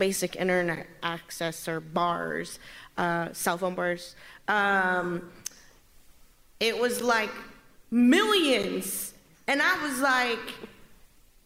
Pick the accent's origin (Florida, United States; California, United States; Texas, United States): Texas, United States; now in Midwest, United States; I'm from Texas, but I live in the Midwest.